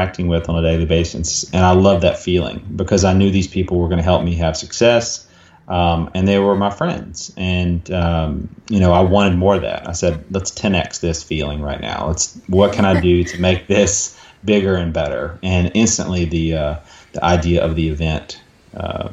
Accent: Dallas, Texas, United States; in Dallas, my hometown here in Dallas

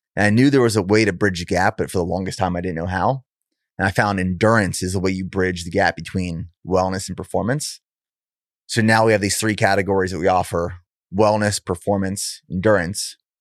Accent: Pennsylvania, United States; I'm from Pennsylvania originally

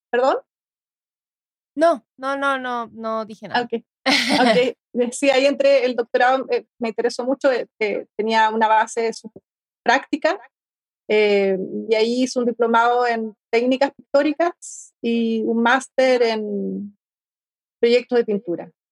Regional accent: Chile; moved away as an adult; also born or lived in Madrid / Valencia / Berlin; Eso fue, a ver, cuando salí, el 2003 yo salí de Chile. ¿Ya? Para, bueno, me fui a, a Madrid y después estuve, claro, en Valencia, 2004, 2007, 2009, hasta el 2009 viví 2008 viví en España, después me fui a Berlín.

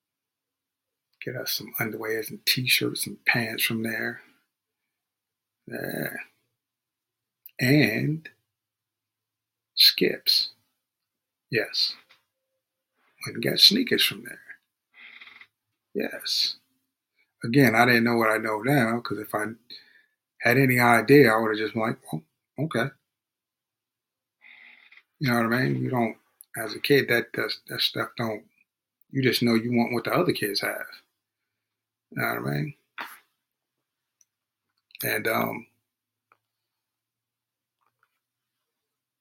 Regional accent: Hempstead, New York, United States; also born or lived in Freeport, New York; I grew up in Hempstead, New York.

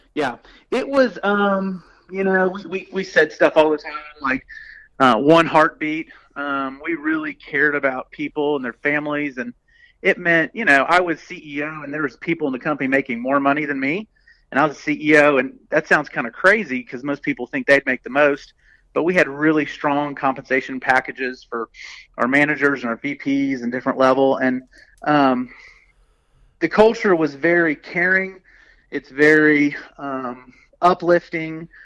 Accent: Birmingham, Alabama, United States; I grew up in Birmingham, Alabama. Uh, went to Vestavia High School

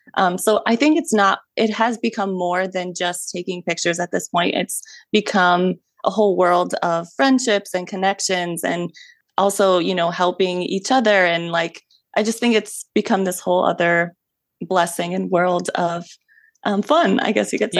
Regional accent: Ohio, United States; I was born and raised in Ohio

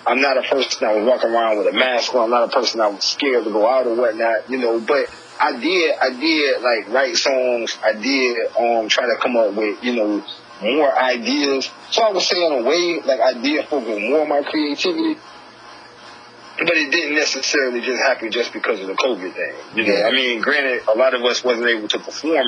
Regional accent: Arcadia, Florida, United States; I'm originally from Florida, man. I was born in Arcadia, Florida

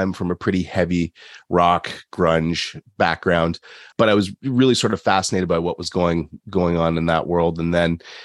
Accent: London, Ontario, Canada; accent: Canadian; also born or lived in Korea; I'm from London, Ontario, which is halfway between Detroit and Toronto

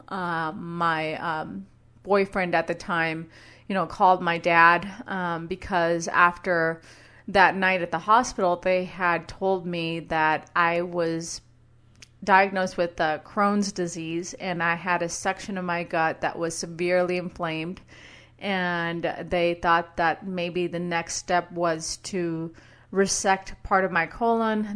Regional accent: Brownsville, Texas, United States; moved away as an adult; also born or lived in San Antonio; now in Boise, United States; my hometown of Brownsville

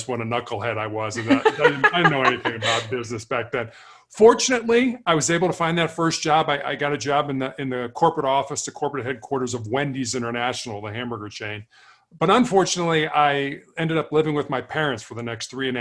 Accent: Chicago, Illinois, United States; I was born and raised in Chicago.

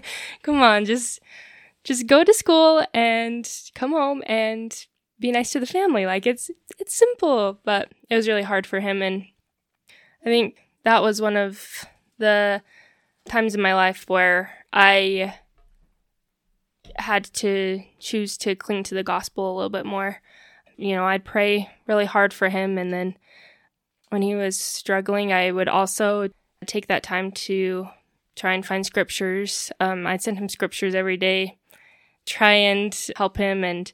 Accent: Logan, Utah, United States; also born or lived in Billings, Montana; I was born in Logan, Utah, and my family moved around Utah quite a bit. And then my junior year of high school, we moved to Billings, Montana, and I ended up graduating from there.

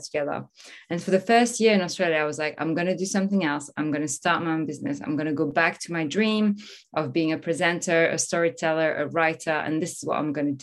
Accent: Normandy, France; moved away; also born or lived in Paris; I'm originally from France. I was born in Paris, raised in Normandy, in the countryside, a small town.

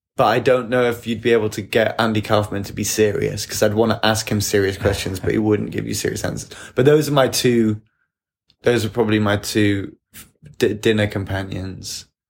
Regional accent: England, United Kingdom; as an English person

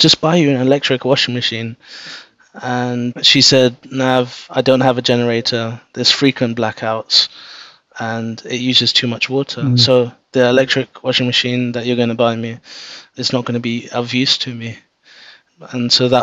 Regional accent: London, United Kingdom; I was born and brought up in London.

